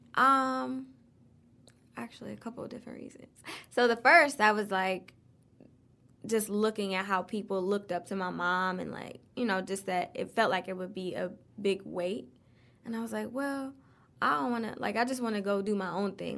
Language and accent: English; Detroit, Michigan, United States; Grew up on the East Side, um, off of Gratiot.